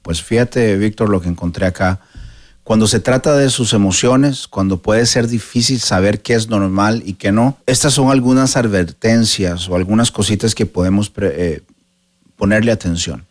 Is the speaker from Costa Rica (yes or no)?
yes; Costa Rica; en Costa Rica, de donde soy yo